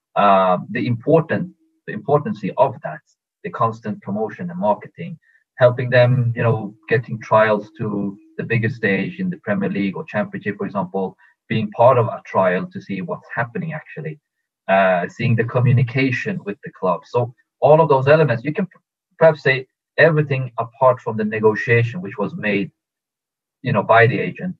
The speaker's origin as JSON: {"language": "English", "town": "Stockholm", "region": "Stockholm County", "country": "Sweden", "tie": "born or raised there", "also_born_or_lived": "Tehran, Iran", "said": "I was born in Iran, in Tehran. But when I was two years old, we moved with the family to Stockholm, Sweden. So I grew up in, in, in Stockholm, Sweden"}